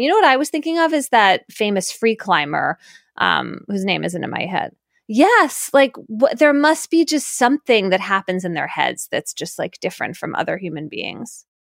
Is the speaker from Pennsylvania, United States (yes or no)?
yes; Philadelphia, Pennsylvania, United States; moved away; also born or lived in New Haven, Connecticut; I grew up in Philadelphia and then moved to New Haven